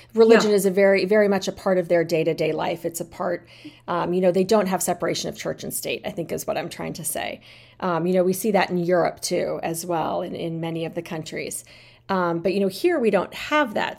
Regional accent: United States; I love being American, I love living in this country.

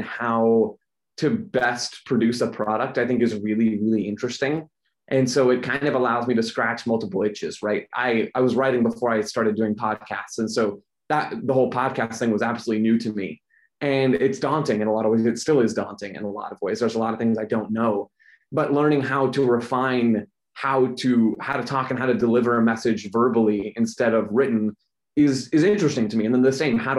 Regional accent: Phoenix, Arizona, United States; I'm a native to Phoenix, Arizona, which is where I'm still based now

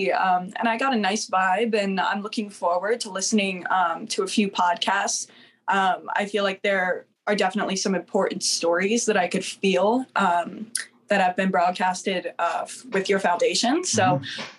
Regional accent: New Jersey, United States; moved away as an adult; also born or lived in Florida; I was raised in New Jersey

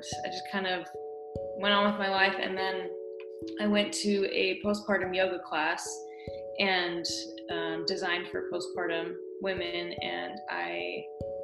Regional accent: Oregon, United States; also born or lived in California; now in Northeast Tennessee, United States; I'm from Oregon

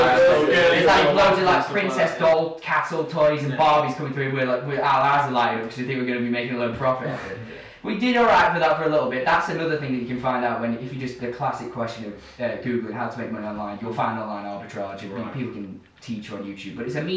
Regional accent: Chesterfield, East Midlands, United Kingdom; also born or lived in Barlow / Dronfield; we live in Barlow. We're local pretty much to the Chesterfield area.

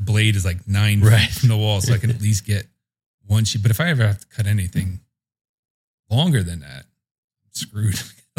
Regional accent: Keansburg, New Jersey, United States; I was born in East Keensburg.

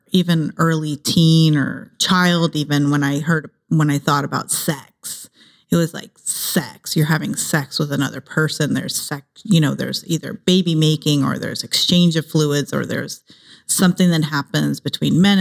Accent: Ohio, United States; also born or lived in San Jose, California; now in Los Angeles, United States; I grew up in Ohio.

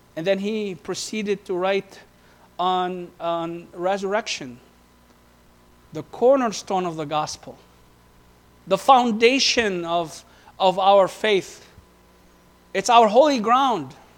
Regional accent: Beirut, Beirut Governorate, Lebanon; moved away; we were living right at the forefront of where the civil war took place in Beirut. From the age of 12 to the age of 15

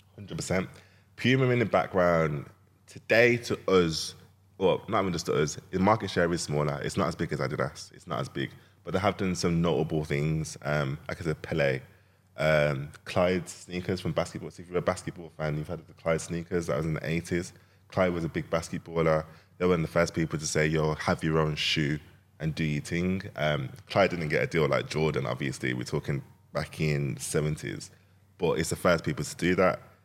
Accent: Jamaica; I'm Jamaican.

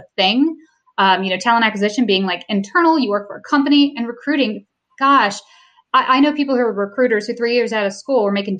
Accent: the South, United States; moved away as an adult; also born or lived in Los Angeles; I grew up in the South

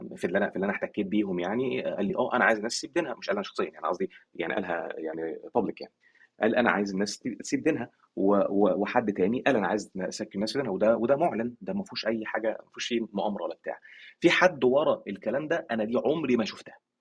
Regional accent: Egypt; عندنا في مصر

